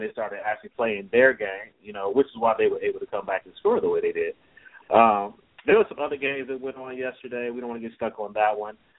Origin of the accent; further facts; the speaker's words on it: Chicago, Illinois, United States; I'm from Chicago